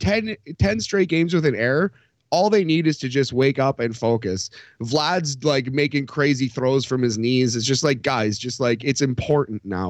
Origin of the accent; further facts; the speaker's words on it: Sudbury, Ontario, Canada; now in Toronto, Canada; where I grew up in Sudbury, or even actually north of Sudbury